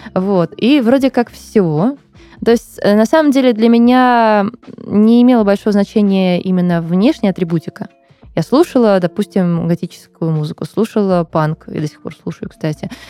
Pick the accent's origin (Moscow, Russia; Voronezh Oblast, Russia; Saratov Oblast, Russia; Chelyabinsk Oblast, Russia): Moscow, Russia; я выросла в Бутово. Оттуда я мало куда выезжала. То есть родилась-то я на Таганке, а потом мы переехали в Бутово